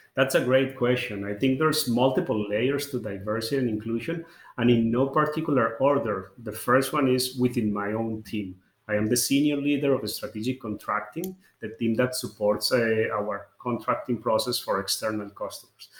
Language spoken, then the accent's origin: English; Colombia; moved away; I'm originally from Colombia